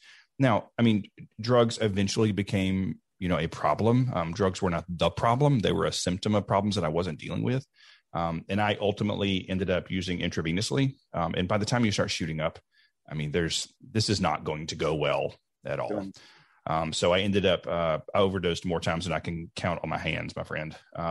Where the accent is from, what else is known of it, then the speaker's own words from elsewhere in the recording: Deep South, United States; I grew up in the Deep South in a time when it was not okay to be gay.